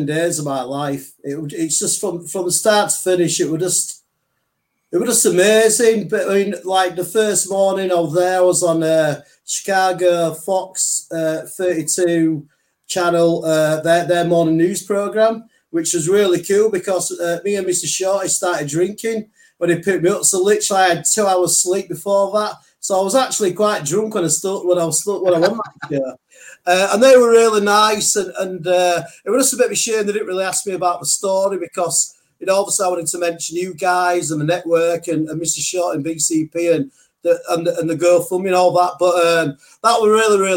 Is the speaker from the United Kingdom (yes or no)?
yes; England, United Kingdom; I'm English.